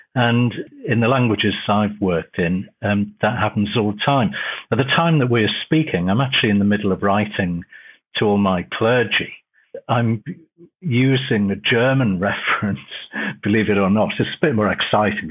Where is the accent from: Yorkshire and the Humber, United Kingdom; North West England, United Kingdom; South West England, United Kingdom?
North West England, United Kingdom; Liverpool; also born or lived in Cheltenham / Croydon / Bradford; now in Leeds, United Kingdom; Originally, I'm from Liverpool, so I'm a Liverpool fan